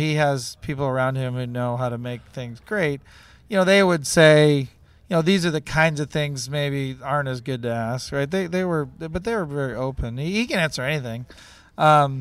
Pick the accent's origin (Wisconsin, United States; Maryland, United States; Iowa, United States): Wisconsin, United States; now in Ohio, United States; I was born in Wisconsin